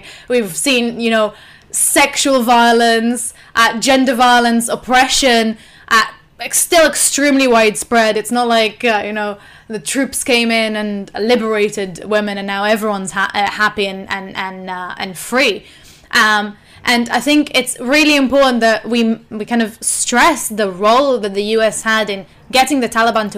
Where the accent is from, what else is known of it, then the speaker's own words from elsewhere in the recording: Israel; obviously, growing up in Israel and Palestine.